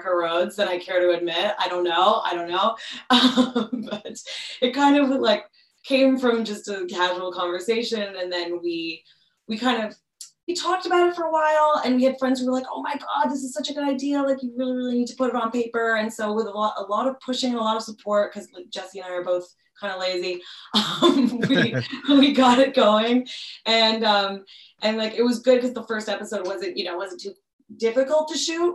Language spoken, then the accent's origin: English; Montreal, Quebec, Canada; now in Toronto, Canada; I'm originally from Montreal